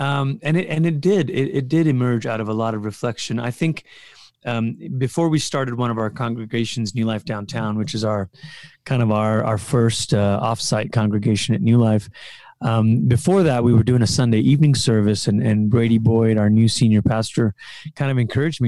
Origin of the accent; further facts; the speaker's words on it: Malaysia; moved away as an adult; also born or lived in Portland, Oregon / Colorado; I'm from Malaysia